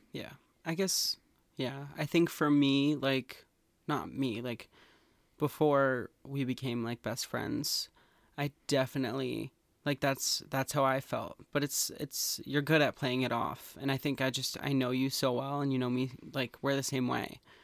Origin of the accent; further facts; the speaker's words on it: Massachusetts, United States; We're from Massachusetts.